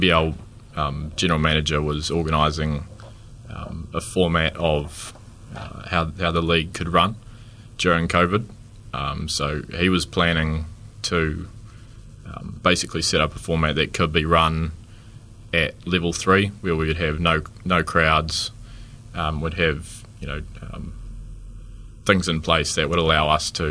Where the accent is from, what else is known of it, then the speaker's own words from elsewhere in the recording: Dunedin, Otago, New Zealand; Born and bred in Dunedin, 25 years old at the moment